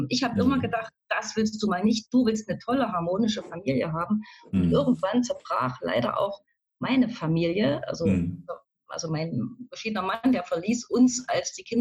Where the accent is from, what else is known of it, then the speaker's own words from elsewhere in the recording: East Germany, Germany; Also ich wohne am schönen Rand von Leipzig, vom schönen Leipzig, bin tatsächlich im Osten auch groß geworden, aufgewachsen, also so ein richtiges Ostkind.